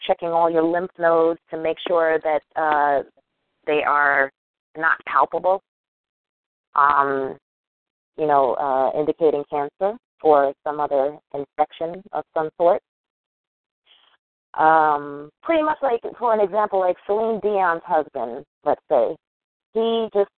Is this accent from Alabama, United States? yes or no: no; New York, United States; moved away as an adult; also born or lived in North Carolina; I am a New Yorker